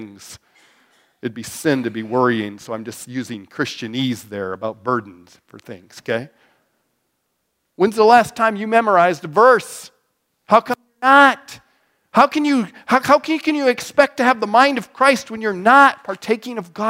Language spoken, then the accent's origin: English; Wyoming, United States; also born or lived in Mitchell, Nebraska; now in North Platte, United States; I'm from Wyoming. That's what they did back when I was from Wyoming.